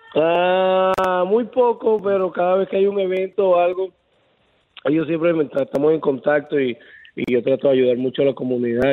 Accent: Venezuela; also born or lived in Tampa Bay, Florida; now in Riverview, United States; mi país

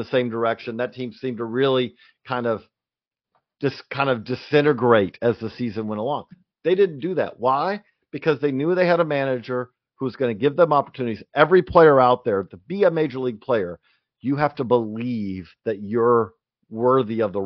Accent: Georgia, United States; moved away; also born or lived in Clarksville; I grew up in Georgia

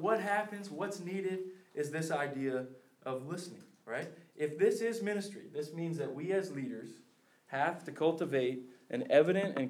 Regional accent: Philadelphia, Pennsylvania, United States; I'm from the Philadelphia area

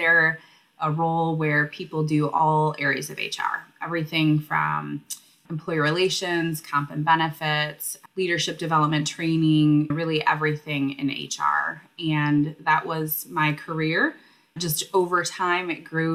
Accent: Michigan, United States; also born or lived in Grand Rapids, Michigan / Detroit, Michigan; I am a Michigander, born and raised, and have lived all over the state of Michigan

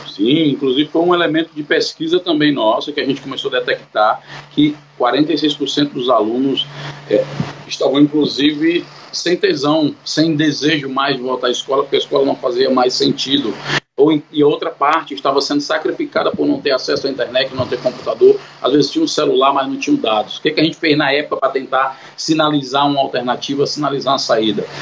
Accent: Fortaleza, Ceará, Brazil; Eu sou aqui de Fortaleza, Ceará

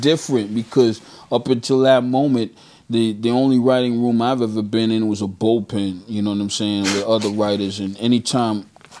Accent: Bronx, New York, United States; born there; also born or lived in Brooklyn; So I tell people officially I was born in the Bronx, but I was made in Brooklyn.

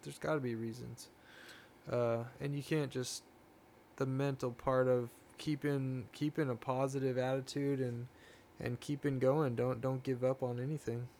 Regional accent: Oceanside, California, United States; I'm from Oceanside, but my grandfather had a, a pig ranch, hog ranch in Vista, okay, California. So that was, yeah. um, I grew up, you know, four miles from

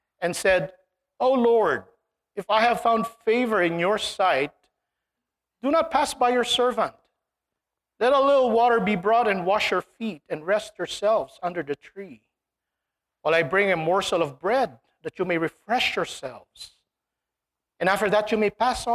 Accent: Philippines; moved away; when I was young, growing up in the Philippines

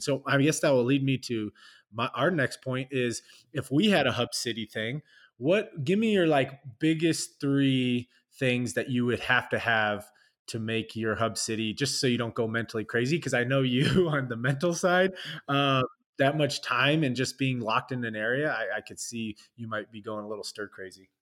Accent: Southern California, United States; I'm from SoCal

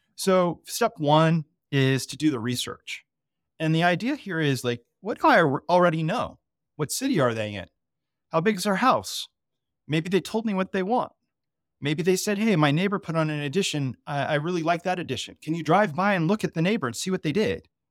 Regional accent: Colorado, United States; I'm, I'm from Colorado

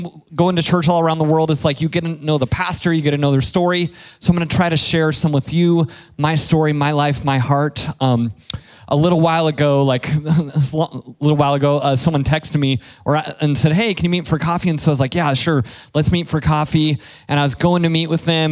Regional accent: Colorado, United States; moved away; I'm from Colorado

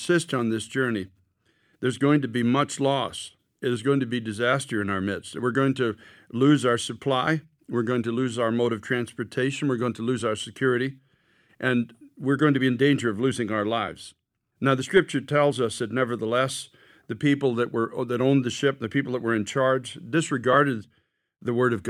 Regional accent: United States

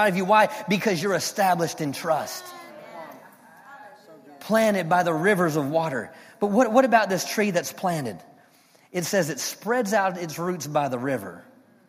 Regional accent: Maryland, United States; moved away as an adult; now in Fort Worth, United States; I'm from Maryland, though, and we have like pine trees

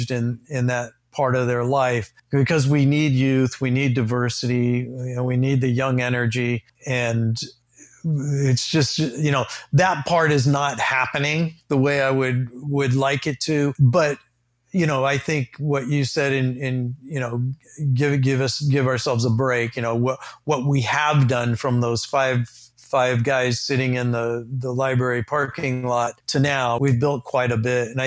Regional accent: Temecula, California, United States; we felt like since we're mostly from Temecula, we get Temecula right, we can then expand out from there.

